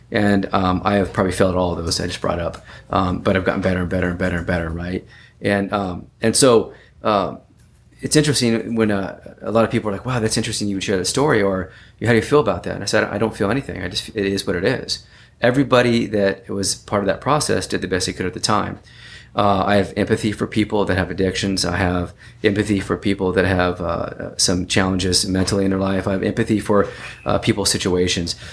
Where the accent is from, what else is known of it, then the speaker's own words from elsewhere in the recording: California, United States; born there; so I was uh, I was born in Northern California